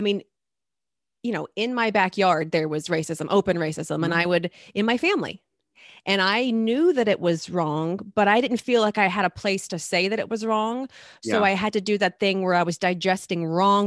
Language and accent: English; the South, United States; I grew up in the South